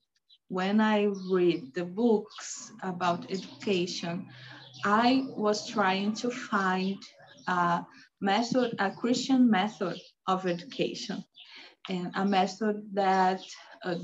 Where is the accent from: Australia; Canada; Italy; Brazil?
Brazil; Rio Grande do Sul; English is a second language; moved away; also born or lived in near Iguazu Falls, Brazil; I'm born in Rio Grande do Sul